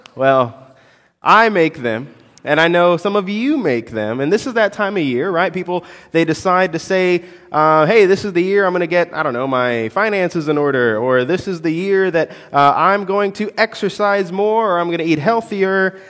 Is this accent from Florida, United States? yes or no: yes; Orlando, Florida, United States; I, I'm from Orlando. I grew up in Orlando.